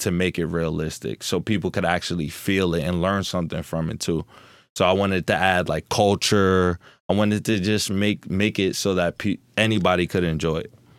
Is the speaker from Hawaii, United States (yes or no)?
no; Newark, New Jersey, United States; also born or lived in Florida; I'm born and raised in Newark, New Jersey, but I went to Florida for two years to live